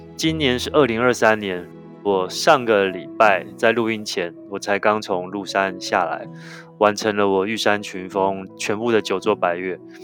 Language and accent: Chinese; Taiwan; 我们台湾人坐拥世界上最精彩的 mountain collections